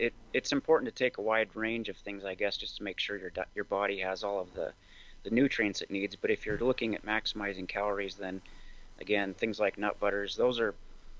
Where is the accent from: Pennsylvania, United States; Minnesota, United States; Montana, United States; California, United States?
Montana, United States; also born or lived in Seattle; So I grew up in Montana. I'm a fifth generation Montanan